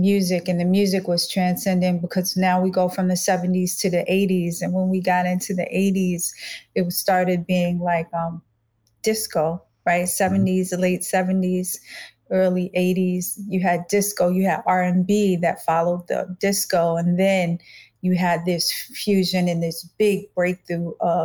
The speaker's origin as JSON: {"language": "English", "region": "New York", "country": "United States", "tie": "born or raised there", "also_born_or_lived": "Los Angeles, California / Boston, Massachusetts"}